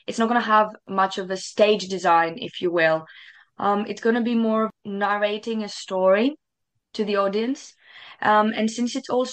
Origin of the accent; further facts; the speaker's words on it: Greece; moved away as an adult; now in United Kingdom; I come from Greece originally. And I moved in the UK 2 weeks before COVID hit